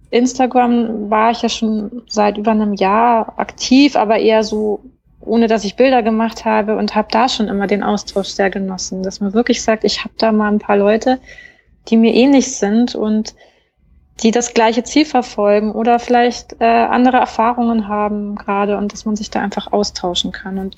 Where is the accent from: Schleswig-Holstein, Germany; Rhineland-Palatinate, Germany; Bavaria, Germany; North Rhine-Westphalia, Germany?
Bavaria, Germany; Garmisch; born there; ich bin aber in Deutschland geboren, also in Garmisch, {S0} mhm. {S1} ganz im Süden, und habe eigentlich nur die Kindheit, also die jüngsten Jahre bei meinen Großeltern verbracht